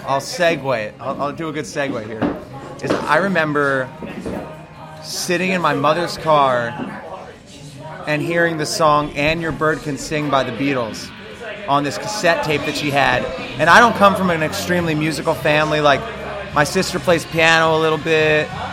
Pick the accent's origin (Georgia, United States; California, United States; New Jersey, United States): New Jersey, United States; moved away as an adult; now in Philadelphia, United States; I am not from Philly. I am from the great state of New Jersey